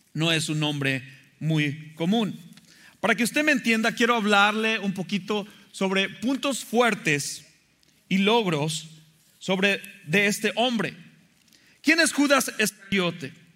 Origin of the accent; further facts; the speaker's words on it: Mexico; moved away; me acuerdo de la escuela dominical cuando era pequeño allá en México